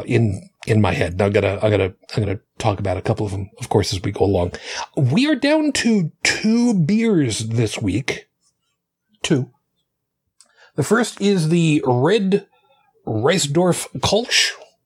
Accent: New York City, New York, United States; where I lived after I was born in Brooklyn.

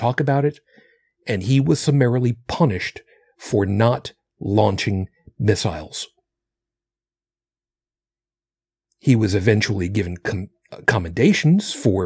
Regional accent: Long Island, New York, United States; Where I grew up in Long Island

